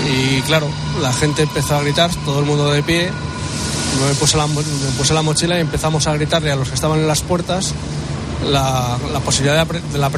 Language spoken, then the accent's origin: Spanish; Valladolid, Castile and León, Spain; now in Madrid, Spain; estos están Vallecas nosotros somos de Valladolid.